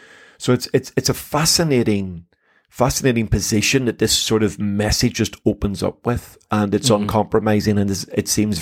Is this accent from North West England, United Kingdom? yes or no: no; Belfast, Northern Ireland, United Kingdom; I was raised in Belfast City.